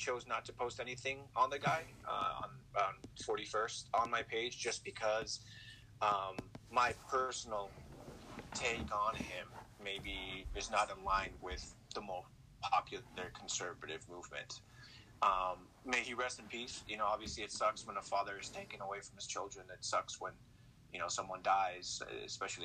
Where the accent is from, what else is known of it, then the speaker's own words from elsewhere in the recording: California, United States; I was raised in California, born and raised